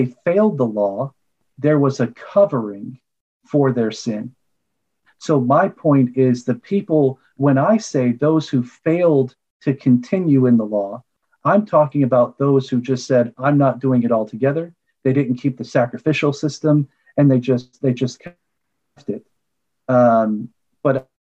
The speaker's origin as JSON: {"language": "English", "region": "Kentucky", "country": "United States", "said": "I'm from Kentucky"}